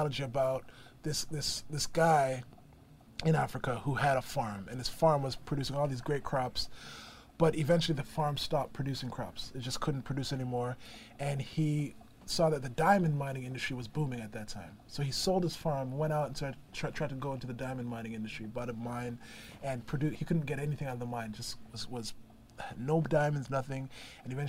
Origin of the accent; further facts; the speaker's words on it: Brampton, Ontario, Canada; also born or lived in Toronto; born originally Brampton, Ontario, which is about 30 minutes outside of Toronto, which is called the Greater Toronto Area. And that's my home